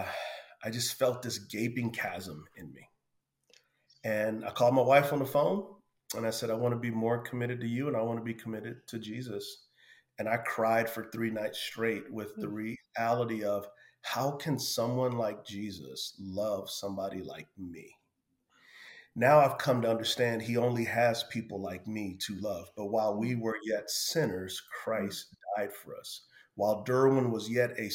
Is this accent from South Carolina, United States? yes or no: no; San Antonio, Texas, United States; I grew up in San Antonio, Texas, on an area of the city called the West Side.